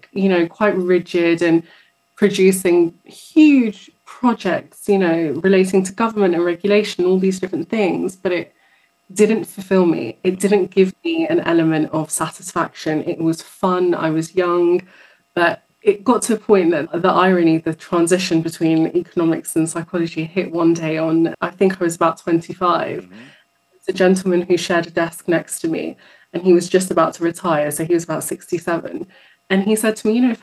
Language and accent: English; London, United Kingdom; I was born in London. I've been here my whole life.